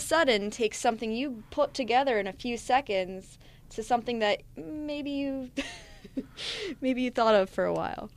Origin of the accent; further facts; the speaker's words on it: New Jersey, United States; I'm from Jersey